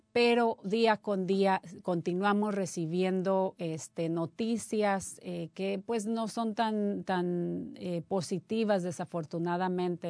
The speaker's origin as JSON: {"language": "Spanish", "country": "Mexico", "moved": "yes", "said": "yo soy mexicana también"}